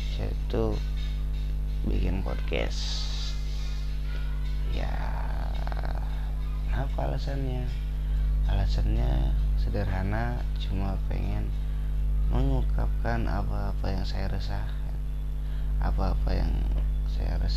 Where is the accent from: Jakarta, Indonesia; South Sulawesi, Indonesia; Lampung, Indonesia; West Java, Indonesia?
West Java, Indonesia; saya asli Sunda jadi jika ada kata-kata Sunda yang ke bawah di podcast kali ini